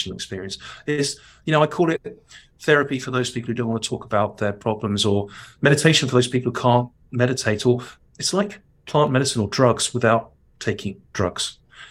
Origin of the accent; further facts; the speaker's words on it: London, United Kingdom; accent: cockney; my cockney criminal accent